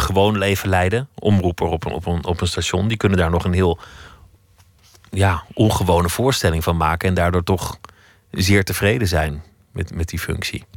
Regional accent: Flanders, Belgium; moved away as an adult; now in Amsterdam, Netherlands; ik voel me Belg

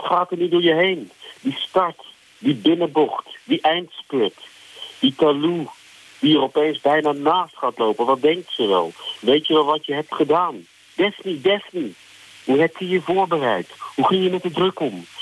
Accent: Netherlands; now in South Africa; ik ben toch ook nog wel Nederlander genoeg

